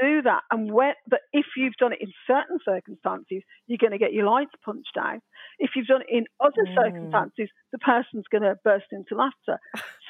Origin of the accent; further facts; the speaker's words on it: Birmingham, West Midlands, United Kingdom; accent: Brummie; moved away; I had my broadest Brummie accent on